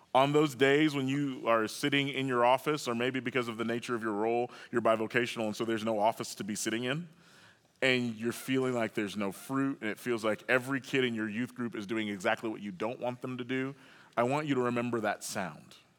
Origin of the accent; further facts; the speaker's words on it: Oklahoma, United States; I grew up in Oklahoma